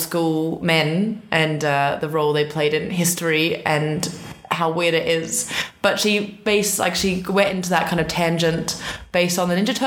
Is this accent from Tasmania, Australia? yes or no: yes; Tasmania, Australia; now in Oxford, United Kingdom; we're both Tasmanian and both from smaller towns in Tassie